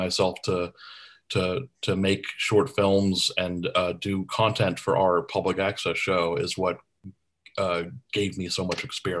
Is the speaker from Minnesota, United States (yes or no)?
no; Tucson, Arizona, United States; my brother friends and I had a public access show where we grew up in Tucson, Arizona.